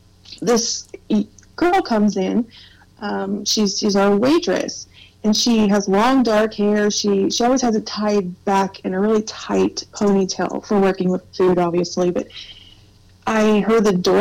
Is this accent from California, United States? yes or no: no; Missouri, United States; we live in Missouri. We were born and raised in Missouri, so we stick to this region